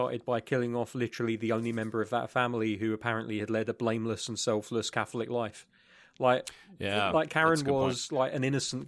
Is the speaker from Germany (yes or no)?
no; United Kingdom; Oh, it is. I love being British sometimes. I can introduce these sayings.